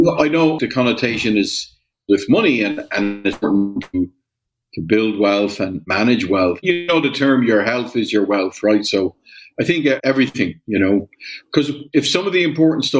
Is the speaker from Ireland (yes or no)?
yes; Ireland; moved away as an adult; also born or lived in Germany / Latin America / Panama; I grew up in Ireland. I was born in 1965, so I'm 58.